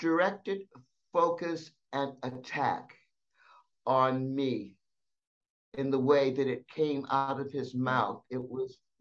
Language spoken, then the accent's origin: English; San Diego, California, United States; also born or lived in the South (US); I was born in the South, so I could have an accent, but it was San Diego